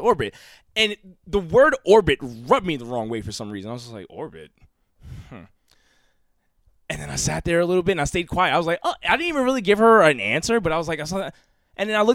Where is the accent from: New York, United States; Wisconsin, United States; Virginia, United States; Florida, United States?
New York, United States; New York City; I grew up in the Bronx.